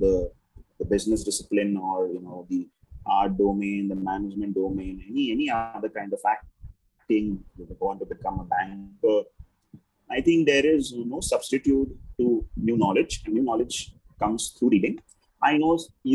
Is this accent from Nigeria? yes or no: no; Mumbai, Maharashtra, India; I grew up in Bombay